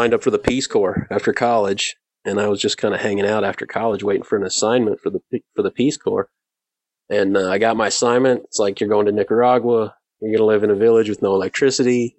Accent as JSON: {"language": "English", "region": "Indiana", "country": "United States", "tie": "born or raised there", "moved": "yes", "said": "I grew up in Indiana"}